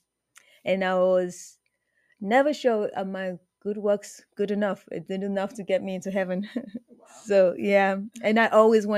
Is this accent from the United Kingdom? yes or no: no; Nigeria; I'm originally from Nigeria